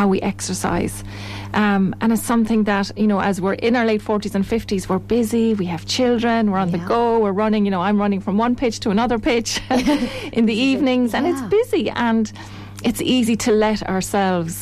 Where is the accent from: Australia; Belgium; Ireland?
Ireland; Tipperary; moved away as an adult; also born or lived in Athlone; I'm from Tipperary originally, came to Athlone to work in pharmaceutical industry